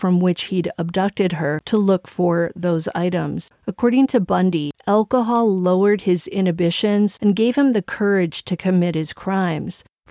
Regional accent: Milwaukee, Wisconsin, United States; Milwaukee, Wisconsin, my hometown

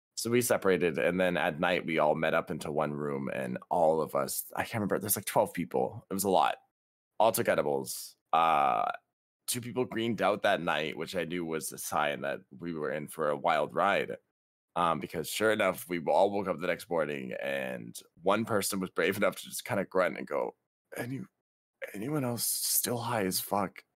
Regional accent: Canada; also born or lived in British Columbia; We're Canadian

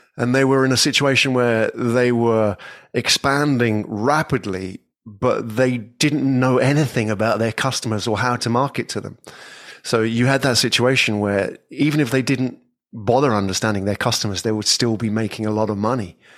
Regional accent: England, United Kingdom; moved away as an adult; I'm from England. Yeah, I was born in England many years ago

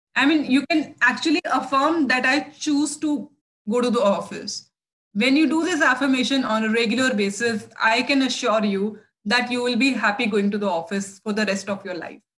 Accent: India; also born or lived in New Delhi, India; I'm from India

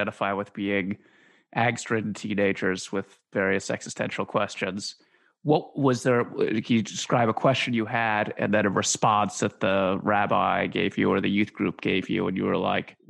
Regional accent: Washington, District of Columbia, United States; I grew up in Washington, D.C.

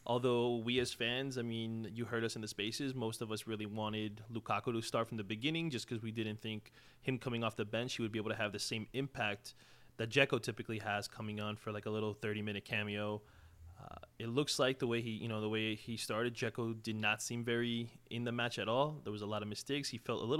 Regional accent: Long Island, New York, United States; now in Charlotte, United States; I'm from Long Island, New York

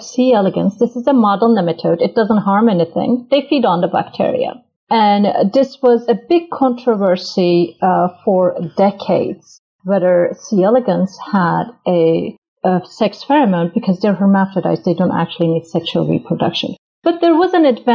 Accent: Turkey; moved away as an adult; now in United States; I'm originally from Turkey

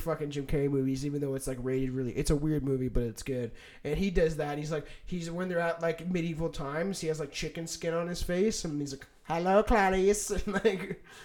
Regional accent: Canada; we're Canadian, so we always just had Skippy

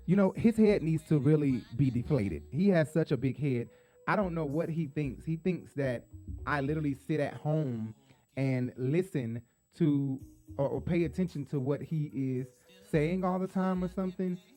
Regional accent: Atlanta, Georgia, United States; Atlanta, my hometown or my home place

